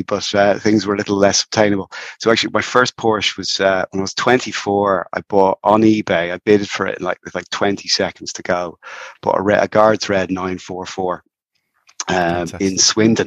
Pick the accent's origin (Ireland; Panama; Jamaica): Ireland; Dublin, Leinster; now in Wicklow, Ireland; So I'm in Wicklow, North Wicklow, but I grew up in Dublin.